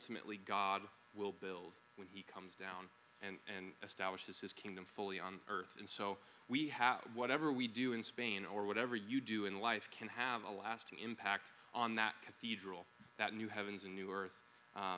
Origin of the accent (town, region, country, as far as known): United States